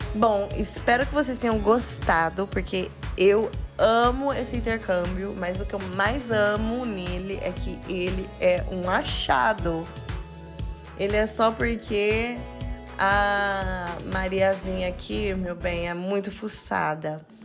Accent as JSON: {"language": "Portuguese", "country": "Brazil", "said": "A gente é brasileiro"}